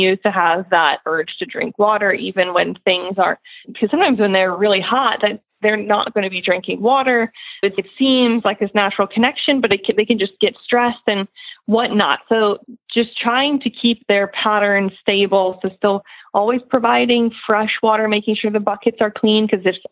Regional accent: West Coast, United States; now in East Coast, United States; I'm from the West Coast and we moved out here to the East Coast

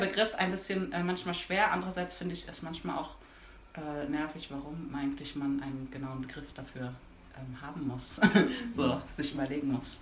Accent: Berlin, Germany; Ich bin in Berlin geboren und aufgewachsen

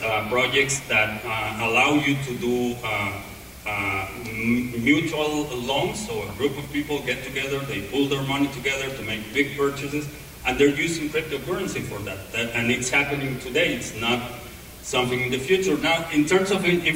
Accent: Mexico; I grew up in Mexico

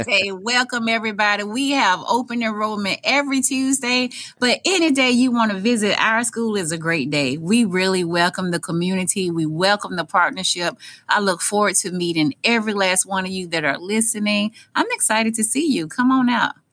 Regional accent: Mississippi, United States; moved away as an adult; now in Sarasota, United States; I grew up extremely poor in Mississippi. I grew up on a farm.

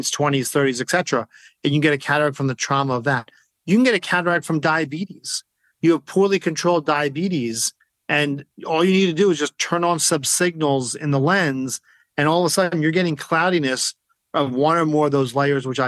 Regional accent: New Jersey, United States; also born or lived in Maryland; I live in New Jersey. I grew up in New Jersey.

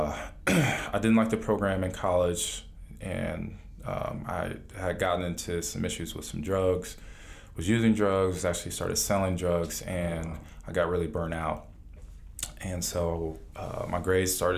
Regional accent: Cleveland, Ohio, United States; now in Atlanta, United States; I grew up in Cleveland, Ohio

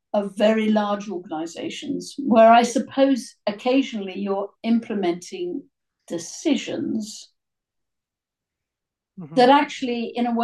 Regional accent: United Kingdom; maybe I'm too British

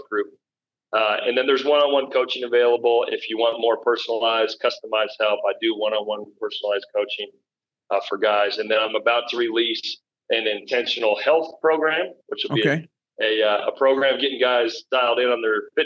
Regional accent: Colorado, United States; here in my home state of Colorado. I'm born and raised here

